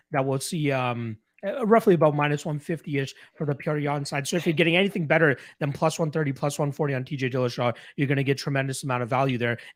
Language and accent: English; Canada; as a Canadian